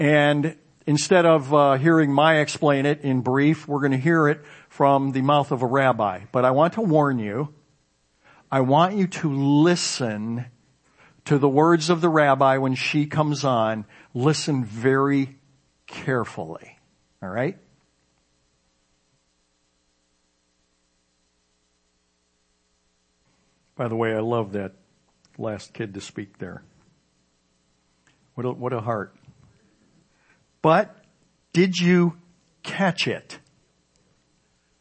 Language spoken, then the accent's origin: English; suburb of Chicago, Illinois, United States; my children did growing up in the particular suburb of Chicago where we grew up